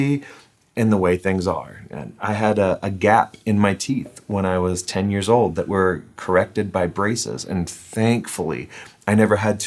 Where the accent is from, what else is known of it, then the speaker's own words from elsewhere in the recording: United States; I'm an American